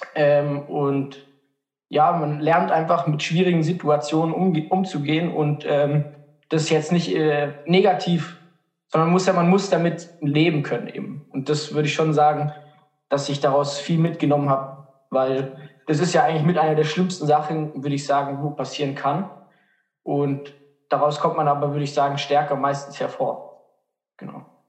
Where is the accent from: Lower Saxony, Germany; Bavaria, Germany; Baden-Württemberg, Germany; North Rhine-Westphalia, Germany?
Baden-Württemberg, Germany; Markdorf; ich komme aus Markdorf